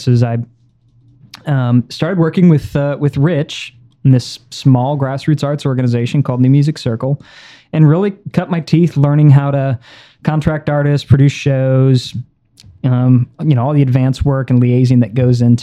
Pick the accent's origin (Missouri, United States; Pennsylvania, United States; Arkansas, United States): Missouri, United States; St. Louis; also born or lived in Nashua, New Hampshire; I was born in Nashua, New Hampshire, of all places, but lived most of my life in St. Louis